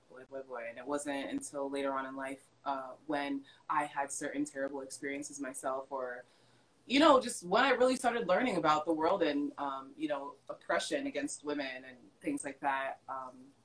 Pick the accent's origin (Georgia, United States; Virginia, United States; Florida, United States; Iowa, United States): Florida, United States; Hollywood; I was brought up in Hollywood, Florida